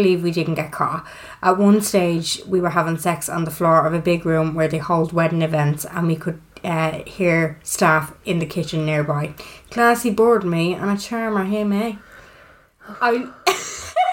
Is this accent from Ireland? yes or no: yes; Dublin, Leinster, Ireland; accent: North Dublin